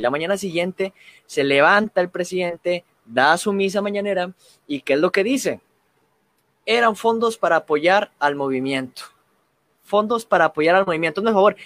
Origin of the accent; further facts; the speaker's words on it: Mexico; nosotros los mexicanos